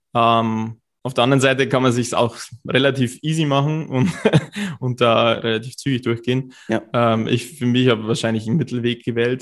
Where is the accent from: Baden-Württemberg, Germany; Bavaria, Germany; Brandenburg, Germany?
Bavaria, Germany; Cham; moved away as an adult; also born or lived in Bayreuth; ich komme aus Karm, das ist so zwei Stunden fast weg